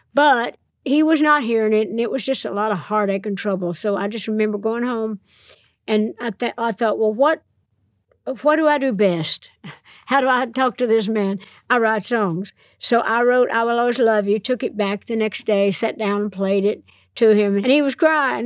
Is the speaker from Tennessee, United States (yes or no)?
yes; Nashville, Tennessee, United States; I'm from Nashville